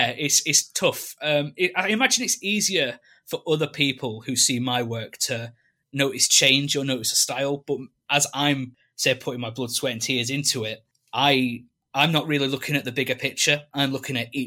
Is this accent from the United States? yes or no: no; England, United Kingdom; growing up in England and we have all this stuff, I did take it for granted for many years